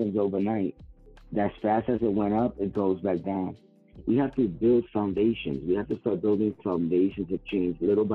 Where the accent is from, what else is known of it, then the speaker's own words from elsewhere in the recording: New York City, New York, United States; I'm from the Bronx